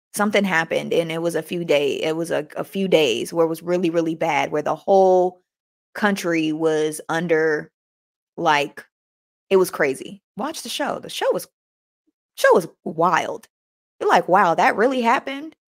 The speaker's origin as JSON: {"language": "English", "country": "United States", "said": "us Americans"}